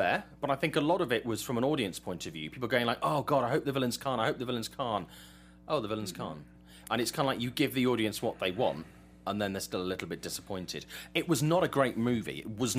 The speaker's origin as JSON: {"language": "English", "region": "England", "country": "United Kingdom", "said": "I'm English."}